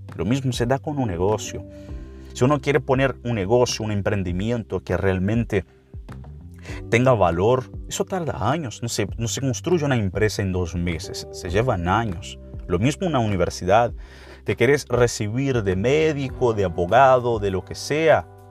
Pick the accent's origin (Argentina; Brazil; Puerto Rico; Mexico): Brazil; Spanish is a second language; Para nosotros brasileños